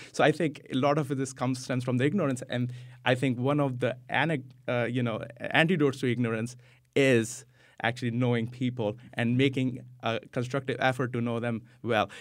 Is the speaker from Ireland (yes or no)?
no; India; moved away as an adult; also born or lived in United States; now in Vernon, United States; I was born in the U S, but I grew up in India, came back here.